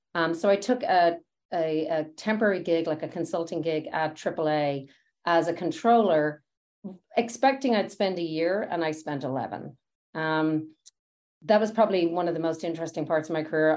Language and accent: English; Dublin, Leinster, Ireland; moved away as an adult; now in United States; I grew up in Dublin